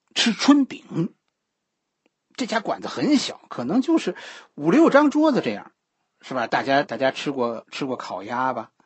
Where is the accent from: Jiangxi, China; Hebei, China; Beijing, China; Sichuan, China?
Beijing, China; 咱们北京人的生活